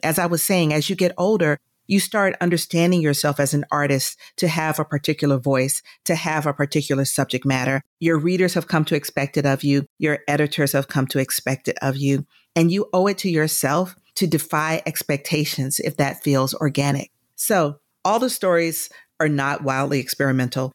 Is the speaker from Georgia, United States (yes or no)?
yes; Atlanta, Georgia, United States; moved away as an adult; also born or lived in New York; I'm from Atlanta, I am a Georgia peach